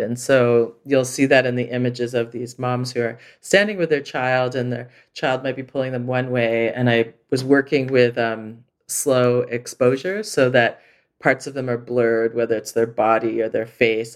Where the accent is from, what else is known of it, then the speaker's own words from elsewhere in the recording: Montreal, Quebec, Canada; moved away as an adult; also born or lived in Vancouver; now in Toronto, Canada; I grew up in Montreal